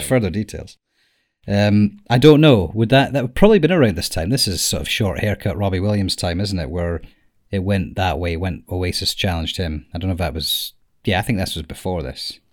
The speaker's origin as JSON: {"language": "English", "region": "Scotland", "country": "United Kingdom", "said": "we are from Scotland"}